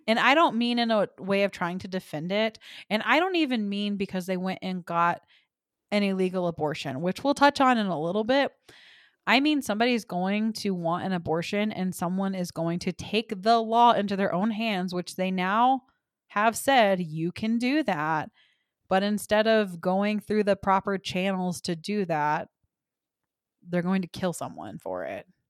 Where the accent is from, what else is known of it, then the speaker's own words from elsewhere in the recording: Texas, United States; moved away; I am from Texas